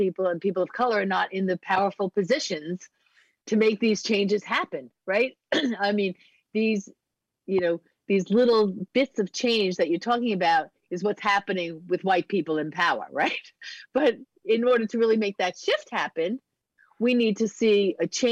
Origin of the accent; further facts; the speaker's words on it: Long Island, New York, United States; as a New Yorker in Long Island